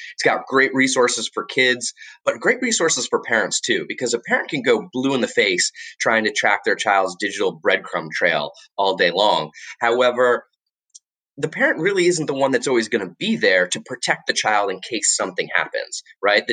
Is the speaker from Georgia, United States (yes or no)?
no; Florida, United States; moved away as an adult; also born or lived in Washington, D.C.; now I live back in my home state of Florida